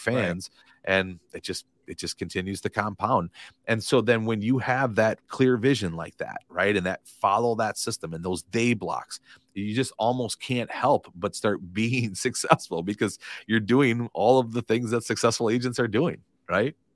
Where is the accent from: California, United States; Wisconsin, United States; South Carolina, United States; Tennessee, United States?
Wisconsin, United States; Madison; moved away as an adult; now in Fort Myers, United States; I grew up in Madison, Wisconsin, lived forty-two years there, never imagined living anywhere else in my life.